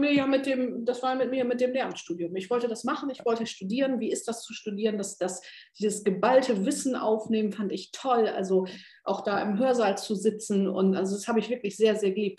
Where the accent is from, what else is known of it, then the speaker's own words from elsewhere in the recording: North Sea coast, Northern Germany, Germany; ich bin ja sehr norddeutsch, also ich bin ja direkt an der Küste äh, geboren, an der Nordsee